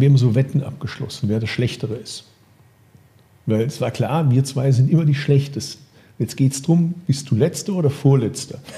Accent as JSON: {"language": "German", "town": "Bad Urach", "region": "Baden-Württemberg", "country": "Germany", "tie": "born or raised there", "said": "von meinem Geburtsort Bad Urach"}